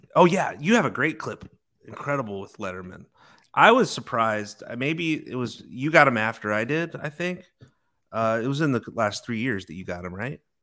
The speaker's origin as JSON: {"language": "English", "town": "Chicago", "region": "Illinois", "country": "United States", "tie": "born or raised there", "moved": "yes", "said": "growing up in Chicago, and, uh, my grandfa-, grandfather was a bar owner"}